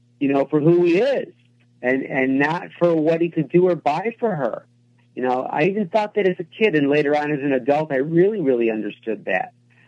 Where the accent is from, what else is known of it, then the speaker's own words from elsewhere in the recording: Rochester, New York, United States; I grew up in Rochester, which is upstate New York in the inner city